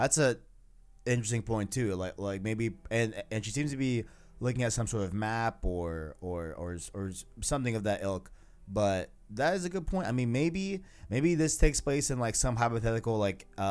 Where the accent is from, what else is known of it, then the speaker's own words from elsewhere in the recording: Phoenix, Arizona, United States; also born or lived in New York; me and the homie Arknight here are from Phoenix, Arizona. I wasn't born here, but I was raised here